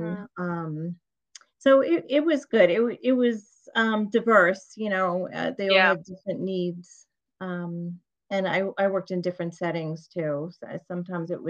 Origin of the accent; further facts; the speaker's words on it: Long Island, New York, United States; I'm from New York, Long Island